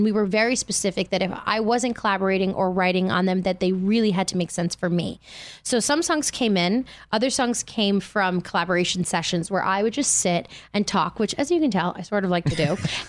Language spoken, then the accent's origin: English; Manhattan, New York, United States; also born or lived in Bronx; Manhattan. I was born in the Bronx and then I worked on Broadway my whole life.